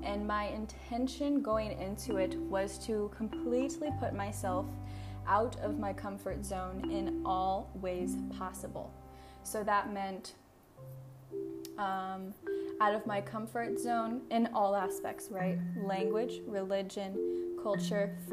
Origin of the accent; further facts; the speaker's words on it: Iowa, Missouri area, Midwest, United States; moved away as an adult; now in Thailand; I grew up in rural America in the US, Iowa, Illinois, Missouri area, the Midwest